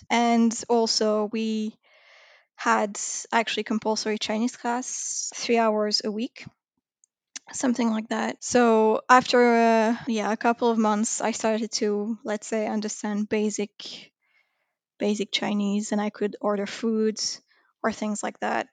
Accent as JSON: {"language": "English", "area": "Paris suburbs", "region": "Île-de-France", "country": "France", "tie": "born or raised there", "said": "Then I moved out, uh, to be in the suburb, but still very close to the city"}